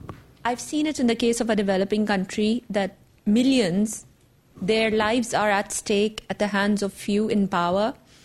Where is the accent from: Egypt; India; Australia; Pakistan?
Pakistan; I come from Pakistan.